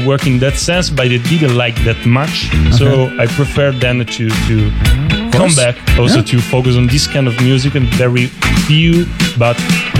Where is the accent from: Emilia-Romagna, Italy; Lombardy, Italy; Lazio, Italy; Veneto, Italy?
Emilia-Romagna, Italy; Rimini; moved away; I'm from Rimini, the Italian city that is pretty known for being a buzzing town, especially back in the days in the 70s and the 80s.